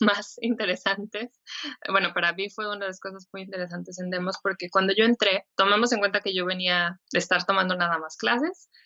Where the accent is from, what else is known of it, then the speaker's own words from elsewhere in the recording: Mexico; also born or lived in Helsinki, Finland; soy mexicana, soy diseñadora